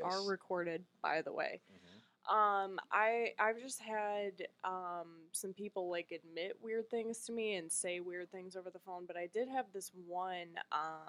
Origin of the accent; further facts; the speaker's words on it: New York, United States; now in Charlotte, United States; I'm from New York. I kind of talk fast too